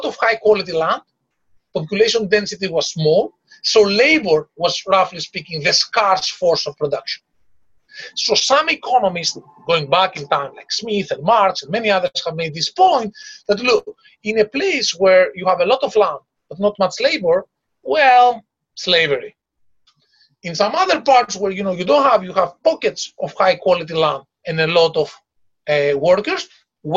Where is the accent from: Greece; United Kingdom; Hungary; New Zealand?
Greece; I come from Greece